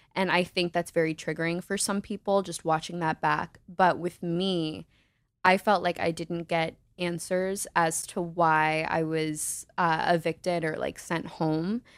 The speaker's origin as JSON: {"language": "English", "town": "Naperville", "region": "Illinois", "country": "United States", "said": "from Naperville, Illinois"}